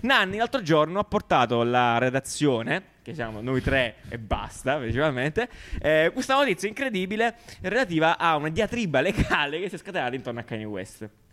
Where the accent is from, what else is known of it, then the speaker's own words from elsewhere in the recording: Apulia, Italy; accent: pugliese; col mio accento uh, pugliese